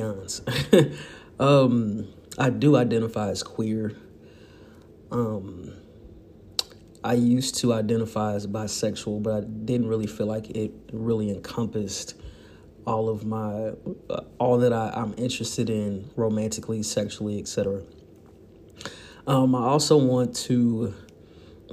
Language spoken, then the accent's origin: English; St. Louis, Missouri, United States; growing up in St. Louis, Missouri